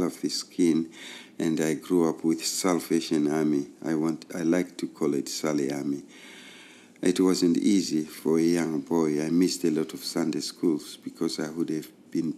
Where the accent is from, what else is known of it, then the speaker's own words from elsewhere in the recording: Zimbabwe; I was born in Rhodesia, which was a British colony, basically, and there was an apartheid system. I grew up in what they called reserves